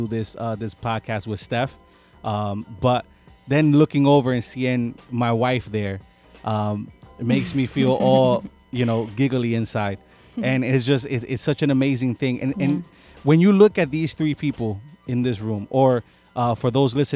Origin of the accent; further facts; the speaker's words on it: Puerto Rico; I'm from Puerto Rico